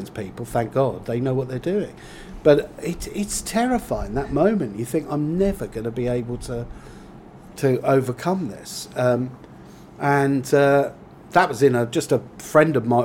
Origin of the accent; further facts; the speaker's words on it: Whitstable, South East England, United Kingdom; I come from Whitstable, that's my hometown